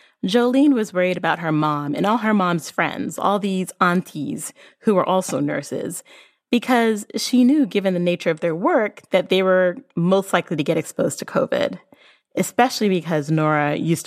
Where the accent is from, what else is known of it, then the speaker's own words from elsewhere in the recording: Barbados; I'm from Barbados.